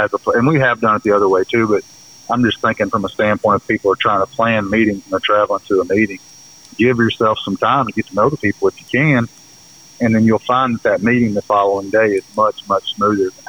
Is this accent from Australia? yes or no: no; the South, United States; we're from the South